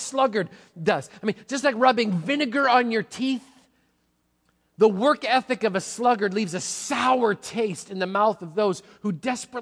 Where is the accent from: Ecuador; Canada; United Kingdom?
Canada; Manitoba; now in Washington, United States; I grew up in Manitoba